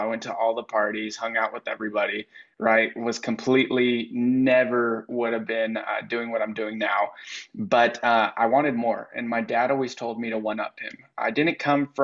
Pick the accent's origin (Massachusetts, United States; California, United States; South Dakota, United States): California, United States; San Diego; also born or lived in North Dakota; I'm from San Diego, California